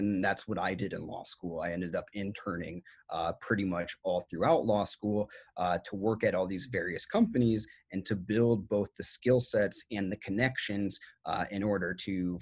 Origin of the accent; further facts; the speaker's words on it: Iowa, United States; moved away as an adult; now in Los Angeles, United States; I'm from Iowa originally and moved to Los Angeles in 2011